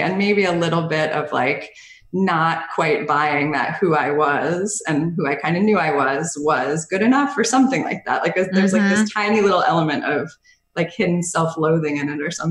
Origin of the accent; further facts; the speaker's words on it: Bridgewater, New Jersey, United States; also born or lived in Hoboken, New Jersey; I grew up in Bridgewater, New Jersey